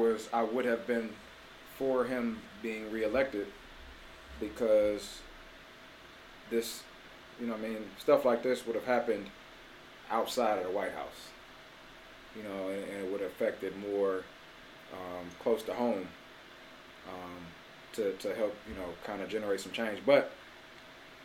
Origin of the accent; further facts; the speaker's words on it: United States; as an American